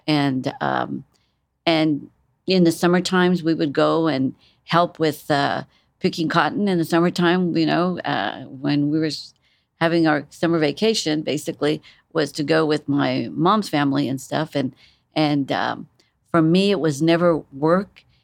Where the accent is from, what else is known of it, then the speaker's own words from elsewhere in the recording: San Antonio, Texas, United States; moved away; also born or lived in Corpus Christi, Texas; I'm, um, originally from South Texas. Um, I was born in San Antonio